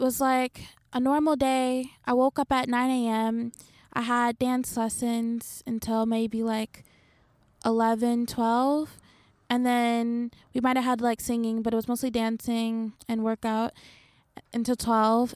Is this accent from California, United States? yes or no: no; Detroit, Michigan, United States; moved away as an adult; now in Japan; growing up in Detroit, where it's, like, all black, moving to, like, the suburbs